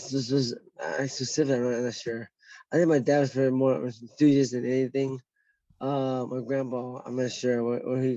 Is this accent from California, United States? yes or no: yes; Westminster, California, United States; also born or lived in Garden Grove, California; I grew up in like Westminster and Garden Grove, like in the 90s